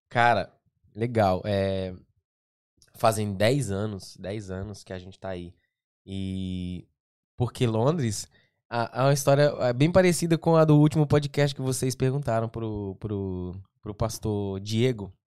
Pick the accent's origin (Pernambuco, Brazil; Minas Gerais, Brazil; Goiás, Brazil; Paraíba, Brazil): Goiás, Brazil; also born or lived in Portugal / Spain / France; now in London, United Kingdom